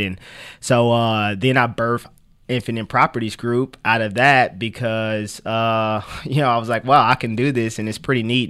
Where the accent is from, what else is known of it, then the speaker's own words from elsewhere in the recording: Kansas City, Kansas, United States; moved away as an adult; now in Topeka, United States; I was born in Kansas City, Kansas